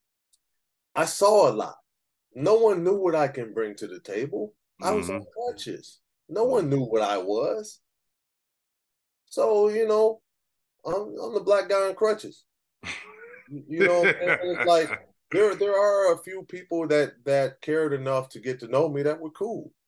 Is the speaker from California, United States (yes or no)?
yes; Pasadena, California, United States; also born or lived in Glendora, California; I grew up in Pasadena